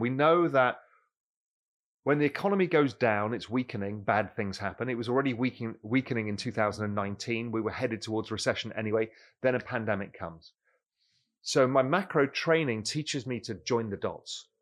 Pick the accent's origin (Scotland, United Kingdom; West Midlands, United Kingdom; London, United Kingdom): London, United Kingdom; moved away as an adult; also born or lived in Mediterranean coast of Spain; now in Spain; I grew up in London